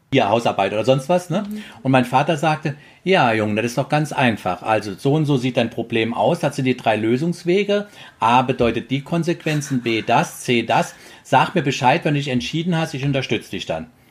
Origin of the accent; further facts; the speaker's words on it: Trier, Rhineland-Palatinate, Germany; moved away; Ich komme aus der Trierer Gegend.